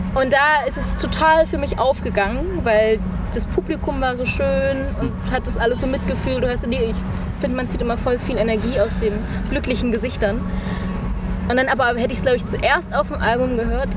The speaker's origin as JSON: {"language": "German", "country": "Germany", "said": "wir auch einfach als Deutsche"}